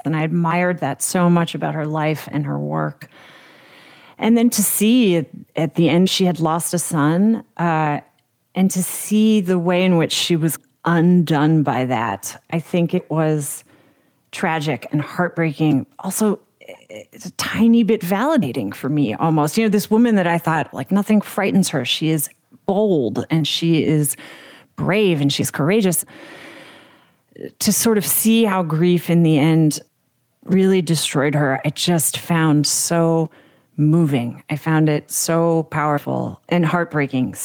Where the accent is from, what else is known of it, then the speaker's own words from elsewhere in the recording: United States; as a kid growing up in America